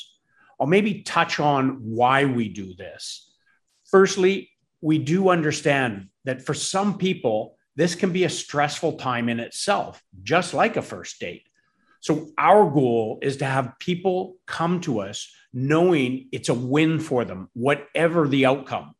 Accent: Campbell River, British Columbia, Canada; both of us are actually born and raised in BC. I was born in Campbell River

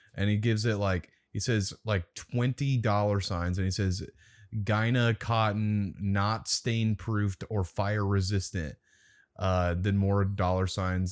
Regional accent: Omaha, Nebraska, United States; I'm from Omaha, Nebraska

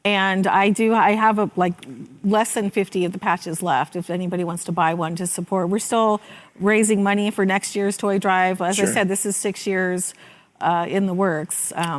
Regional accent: Bay Area, California, United States; I grew up in the Bay Area, went to a day on the greens in high school.

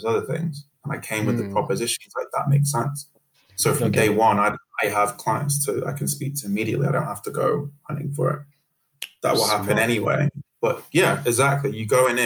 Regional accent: Manchester, North West England, United Kingdom; also born or lived in Sierra Leone / Birmingham; I'm from Manchester

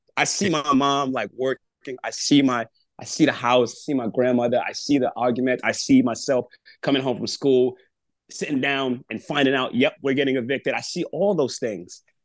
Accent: New York City, New York, United States; I'm from Brooklyn

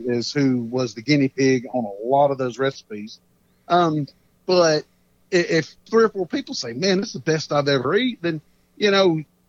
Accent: Texas, United States; born there; So I'm Cajun. I may have been born in Texas, but I got that Cajun roots all around me.

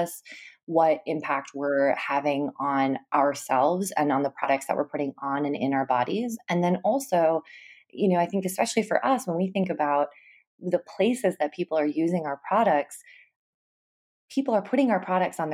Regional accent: Minnesota, United States; I grew up in Minnesota, which is actually where I am right now.

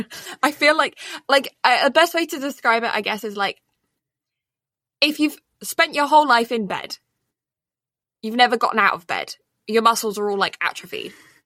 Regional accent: United Kingdom; accent: British; it's just me taking my British accent and just like slurring everything

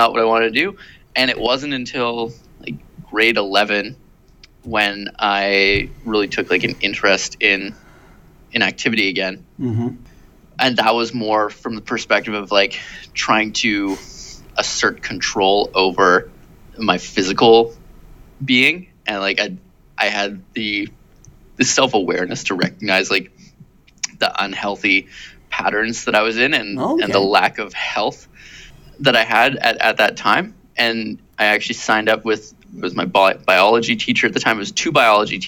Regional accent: Shawnigan Lake, British Columbia, Canada; also born or lived in Victoria / Cobble Hill / Vancouver / Surrey; grew up pretty much in like Cobble Hill and then a short stint in Vancouver and then fully matured in Shawnigan Lake.

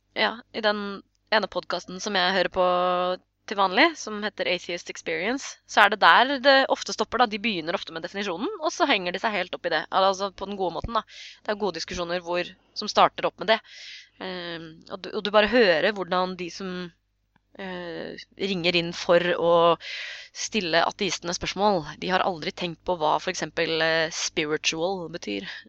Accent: Norway; vi nordmenn, for oss så er jo tro en privatsak

